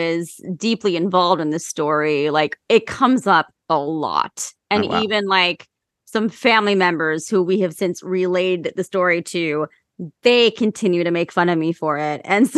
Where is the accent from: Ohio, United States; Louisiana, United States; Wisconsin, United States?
Ohio, United States; I'm from Ohio, and I'm sorry for my home state.